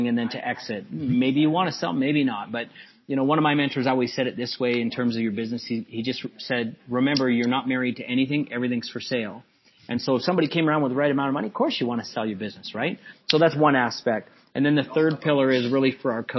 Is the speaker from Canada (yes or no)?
yes; Calgary, Alberta, Canada; I was born and raised in Calgary. I went to junior high and high school and all these schools